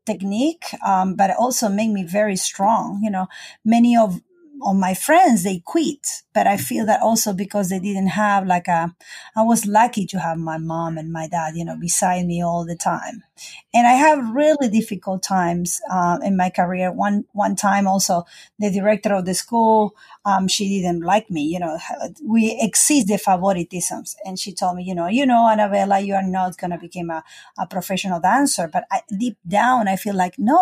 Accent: Argentina; moved away as an adult; now in United States; I'm South American

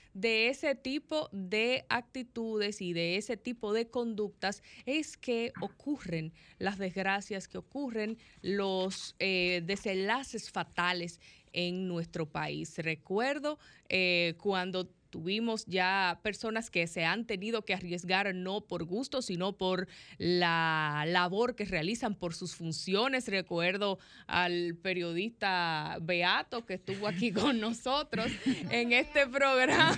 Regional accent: Dominican Republic; como pueblo dominicano

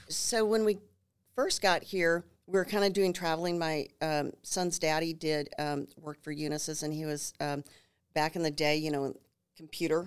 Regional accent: New Ulm, Minnesota, United States; moved away as an adult; now in San Antonio, United States; I grew up in that river valley in New Ulm

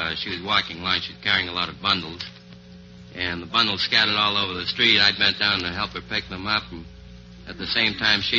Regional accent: Boston, Massachusetts, United States; now in Los Angeles, United States; I'm from Boston, Massachusetts

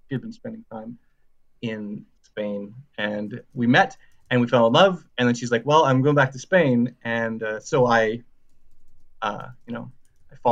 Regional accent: Saskatchewan, Canada; now in Halifax, Canada; I'm from Saskatchewan originally, and I moved here with my girlfriend at the time

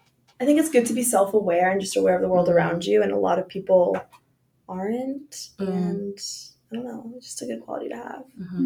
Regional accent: outside of Pittsburgh, Pennsylvania, United States; I actually grew up with 7 acres, like outside of Pittsburgh too. And we had chickens, and our neighbors had cows.

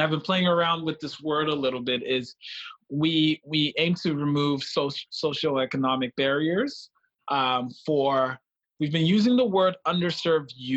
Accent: Freetown, Western Area, Sierra Leone; also born or lived in Manitoba, Canada; now in Winnipeg, Canada; Originally from Freetown, Sierra Leone. I always add that because I think it's a large part of my identity. I'm Canadian.

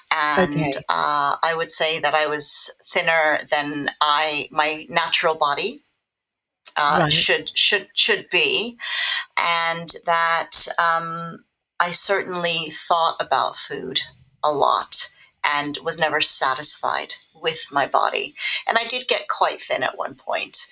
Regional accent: Los Angeles, California, United States; now in United Kingdom; I grew up in Los Angeles, which is a very image-focused society

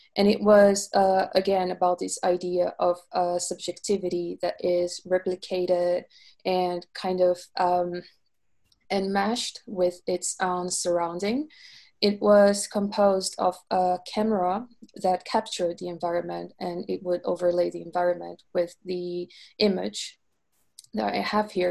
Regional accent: Rio de Janeiro, Brazil; moved away as an adult; now in London, United Kingdom; I am originally from Rio de Janeiro, Brazil.

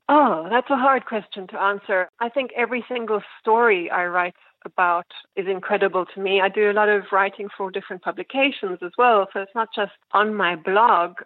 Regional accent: South Africa; now in New York City, United States; where I was growing up in South Africa

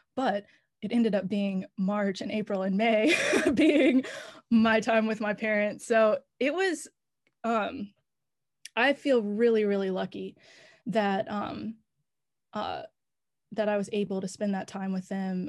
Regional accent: Raleigh, North Carolina, United States; moved away as an adult; now in Nashville, United States; I am from North Carolina. I'm from Raleigh

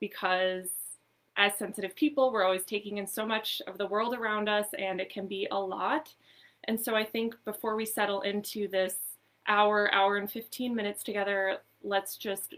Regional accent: Minnesota, United States; now in Southern California, United States; I was born and raised in Minnesota

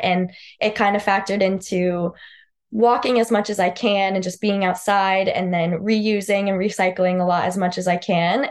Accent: Southington, Connecticut, United States; moved away; I grew up in Southington, Connecticut. I lived there my whole life

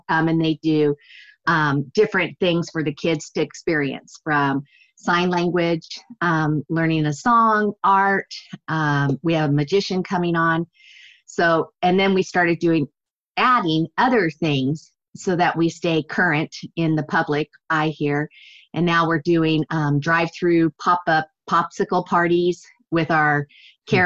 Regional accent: Redlands, California, United States; my hometown, Redlands

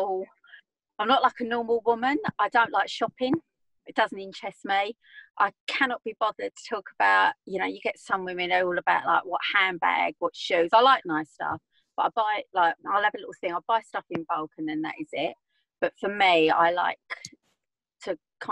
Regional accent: Essex, East of England, United Kingdom; I'm from Essex, as you can probably tell.

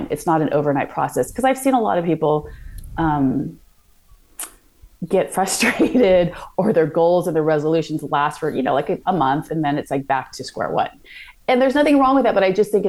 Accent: Santa Monica, California, United States; moved away as an adult; now in London, United Kingdom; I grew up in California

